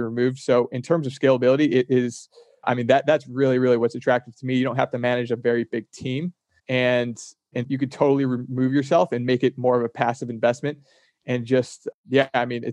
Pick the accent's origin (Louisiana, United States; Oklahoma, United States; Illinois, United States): Illinois, United States; Chicago; moved away; also born or lived in Boston; I was out in Boston and I was from Chicago.